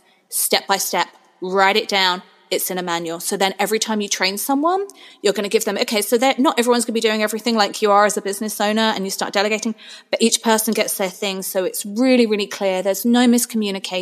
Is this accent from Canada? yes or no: no; England, United Kingdom; moved away; that's my heritage. I'm from England.